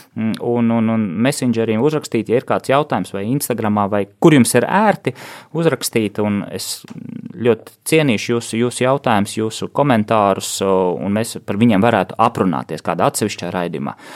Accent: Riga, Latvia; moved away as an adult; es esmu dzimis un audzis Rīgā

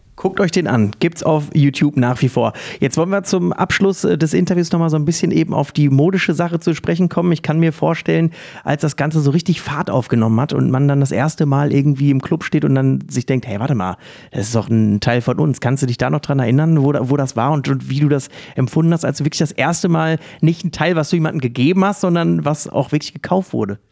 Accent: Essen, North Rhine-Westphalia, Germany; in meiner Heimatstadt im Perlenkind Essen

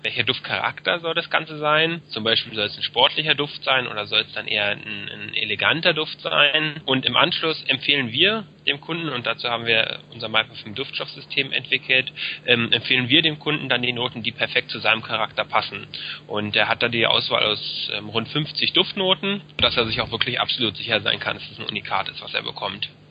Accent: Berlin, Germany; also born or lived in Frankfurt (Oder); ich bin gebürtiger Berliner, einer der wenigen hier

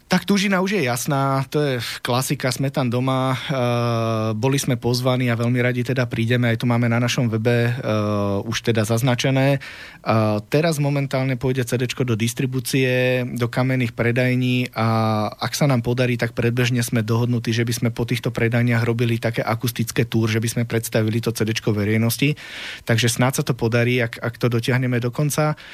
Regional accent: Prievidza, Trenčín Region, Slovakia; u nás doma v Prievidzi, však tam je v každom druhom vchode je muzikant

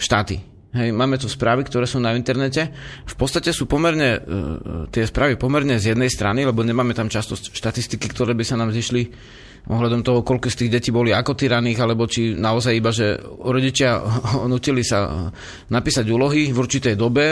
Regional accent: Slovakia; ja som bol zo Slovenska

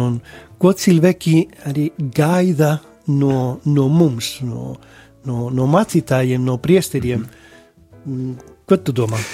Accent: Spain; Latvian is a second language; moved away as an adult; now in Latvia; es esmu šeit, šeit Latvijā, ņemot vērā, ka es esmu no Spānijas

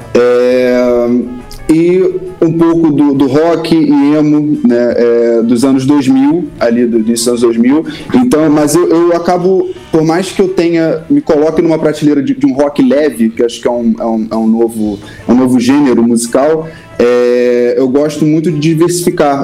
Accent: Rio de Janeiro, Brazil; Sou tijucano, né? tijucano desde o início

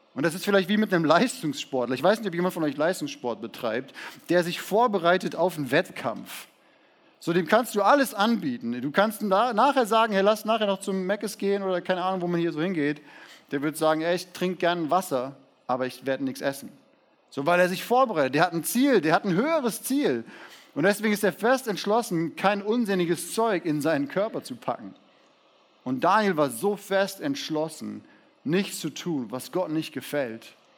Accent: Siegen, North Rhine-Westphalia, Germany; Ich wurde in Siegen geboren

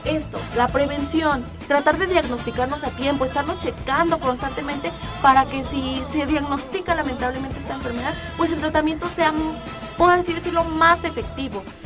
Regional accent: Mexico; como buen mexicano

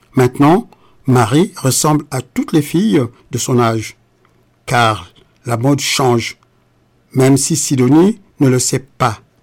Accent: Republic of the Congo; now in France; le Congo-Brazzaville, mon pays natal

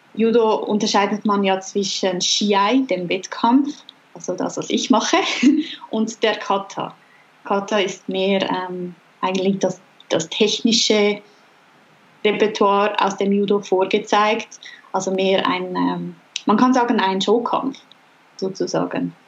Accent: Regensdorf, Zurich, Switzerland; in unserer Nähe, wo ich aufgewachsen bin

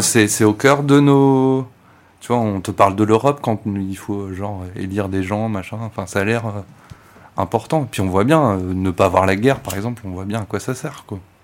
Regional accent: France; en tant que Français

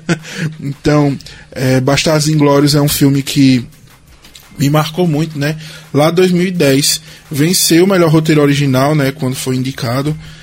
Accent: Brazil; nós, como brasileiros

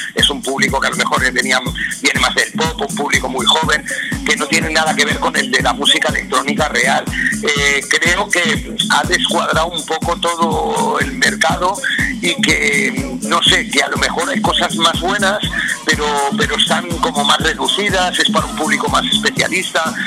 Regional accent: Spain; en mi país me siento muy querido

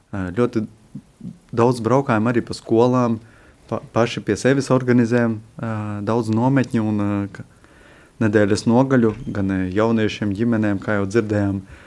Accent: Latvia; moved away as an adult; now in Lithuania; esmu latvietis. Jau 13 gadus esmu prom no Latvijas

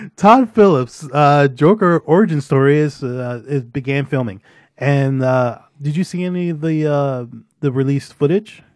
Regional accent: Brampton, Ontario, Canada; I won't specifically say I'm from Brampton. I tell them I'm from Toronto

